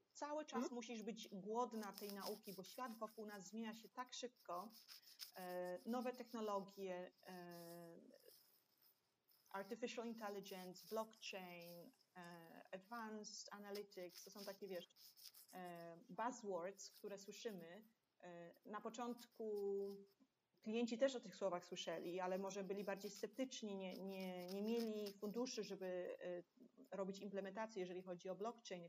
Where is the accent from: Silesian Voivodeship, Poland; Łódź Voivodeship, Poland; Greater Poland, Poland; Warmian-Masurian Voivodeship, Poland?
Łódź Voivodeship, Poland; Łódź; moved away as an adult; now in Hong Kong; ja jestem z Łodzi